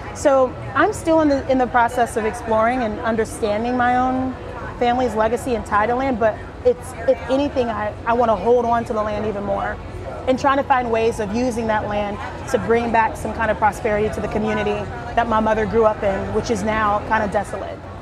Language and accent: English; South Carolina, United States; I'm originally from South Carolina